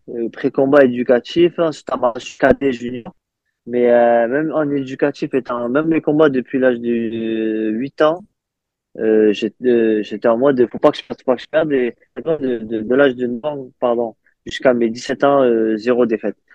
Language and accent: French; France; chez nous en France